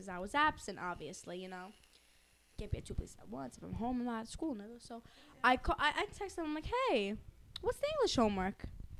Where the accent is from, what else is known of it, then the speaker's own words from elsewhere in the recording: Massapequa, New York, United States; I'm from Pequa, yeah. I'm from Pequa.